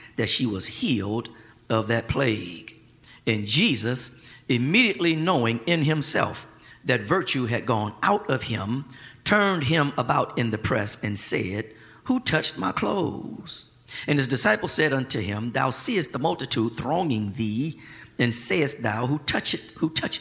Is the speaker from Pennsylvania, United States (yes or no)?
no; Flint, Michigan, United States; growing up in Flint, Michigan